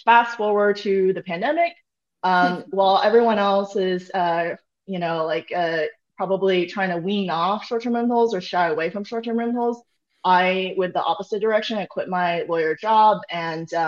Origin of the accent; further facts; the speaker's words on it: Austin, Texas, United States; moved away; I'm here right now in my hometown